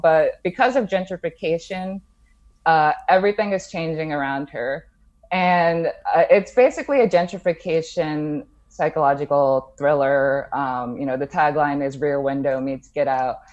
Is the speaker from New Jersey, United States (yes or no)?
yes; Jersey City, New Jersey, United States; moved away as an adult; also born or lived in Bronx, New York / Brooklyn, New York; I grew up in the Bronx and then Jersey City